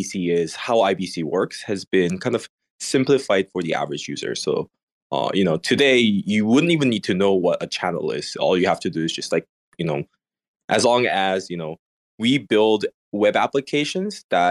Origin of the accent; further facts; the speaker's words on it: Indonesia; I grew up in Indonesia